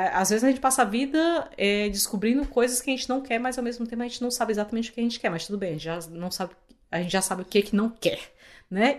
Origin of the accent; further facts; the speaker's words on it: Fortaleza, Ceará, Brazil; moved away as an adult; now in Canada; eu sou de Fortaleza